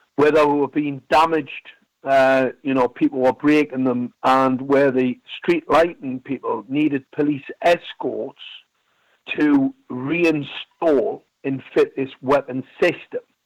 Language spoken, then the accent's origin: English; Gateshead, North East England, United Kingdom; I was born in a place called Ben Sham